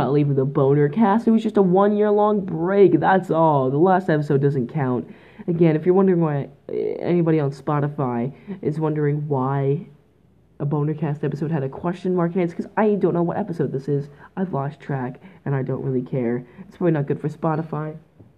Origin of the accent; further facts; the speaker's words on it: Canada; I'm Canadian